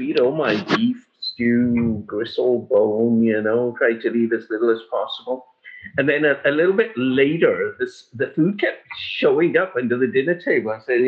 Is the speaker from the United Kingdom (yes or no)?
yes; England, United Kingdom; when I was growing up in England